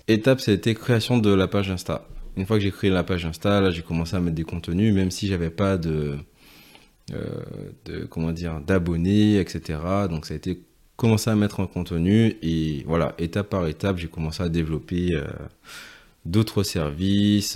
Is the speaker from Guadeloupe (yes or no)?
yes; Guadeloupe; moved away as an adult; now in Paris, France; j'ai vécu en Guadeloupe euh, jusqu'à mes 18 ans. Ensuite je suis parti euh, pour mes études et euh, depuis ben, je, suis, je suis à Paris.